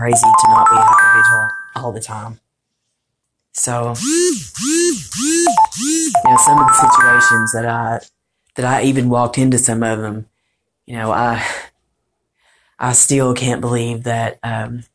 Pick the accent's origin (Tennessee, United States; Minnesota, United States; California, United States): Tennessee, United States; Morristown; I'm from Morristown